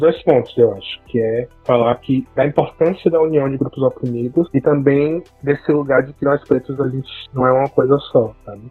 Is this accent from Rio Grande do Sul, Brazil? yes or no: no; Bahia, Brazil; sou baiano